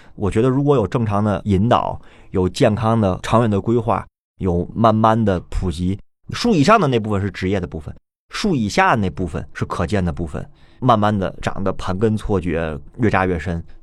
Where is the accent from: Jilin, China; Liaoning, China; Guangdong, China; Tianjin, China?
Tianjin, China; 我们天津人啊，就特别喜欢用，用这种梗